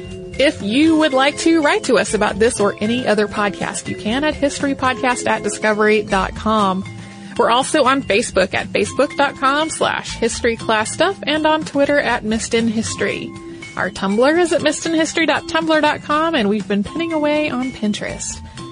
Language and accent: English; Coshocton, Ohio, United States; I was so disappointed that they left out the city that the museum is in, my hometown, Coshocton. It's a very small city, barely qualifying for the title based on its population, just over the 10,000 mark